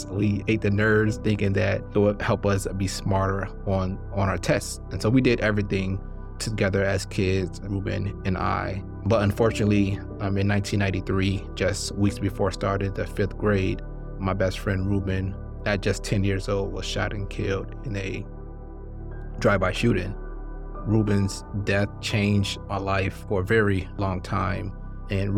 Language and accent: English; Highland Park, Michigan, United States; also born or lived in Hartford, Connecticut; I was born in Hartford, Connecticut, but I spent most of my childhood in Highland Park, Michigan, which is a city within the city limits of Detroit, Michigan